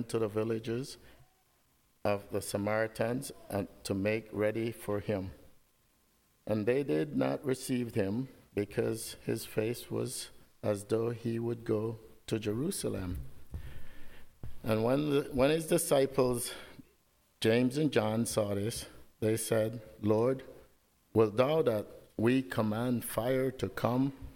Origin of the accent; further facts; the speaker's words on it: Belize; moved away; I grew up with my grandmother. I grew up in Belize.